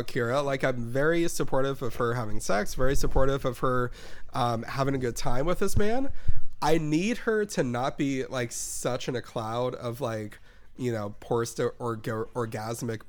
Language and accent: English; California, United States; I'm clearly from California